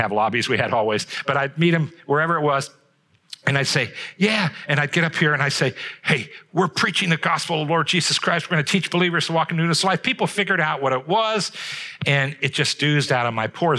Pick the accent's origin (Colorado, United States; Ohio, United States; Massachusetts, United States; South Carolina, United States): Ohio, United States; Trumbull County; I grew up here in Trumbull County